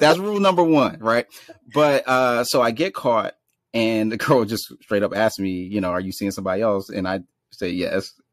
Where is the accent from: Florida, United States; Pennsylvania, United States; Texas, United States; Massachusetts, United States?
Pennsylvania, United States; Philadelphia; also born or lived in Washington, D.C.; now in Brooklyn, United States; in Northwest Philadelphia, born and raised